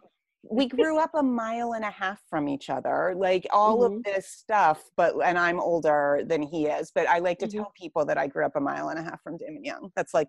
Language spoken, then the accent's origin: English; Pittsburgh, Pennsylvania, United States; So I grew up in Stanton Heights.